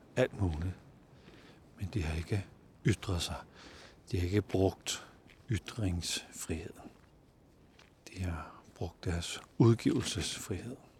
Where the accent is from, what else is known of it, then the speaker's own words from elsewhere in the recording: Denmark; vi har ret meget frihed som danskere